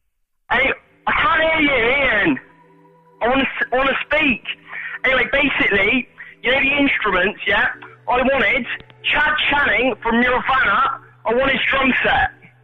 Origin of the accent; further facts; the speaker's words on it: Bristol, South West England, United Kingdom; I come from Bristol.